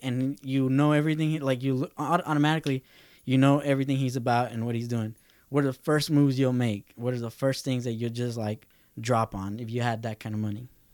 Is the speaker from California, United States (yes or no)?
yes; Lynwood, California, United States; where I grew up in Linwood